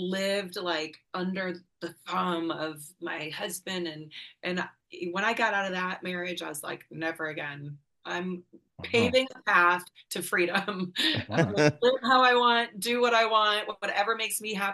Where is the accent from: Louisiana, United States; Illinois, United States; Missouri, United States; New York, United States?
Illinois, United States; Antioch; born or raised there; moved away as an adult; now in Alabama, United States